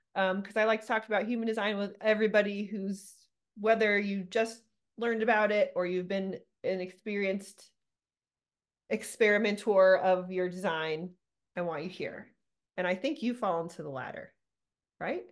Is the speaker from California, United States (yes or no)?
yes; Southern California, United States; moved away as an adult; now in Littleton, United States; I'm originally from California, Southern California. I just moved here 10 years ago